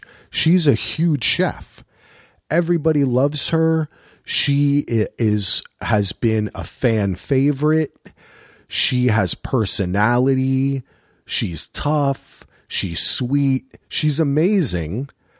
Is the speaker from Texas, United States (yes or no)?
no; New Jersey, United States; But I'm from Jersey, so sometimes they go the O's and the A's.